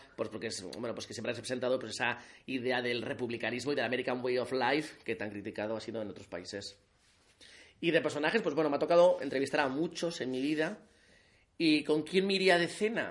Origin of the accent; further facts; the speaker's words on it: Alsasua, Navarre, Spain; moved away as an adult; now in Pamplona, Spain; yo soy de Alsasua, tengo 35 años y llevo pues viviendo toda la vida en Pamplona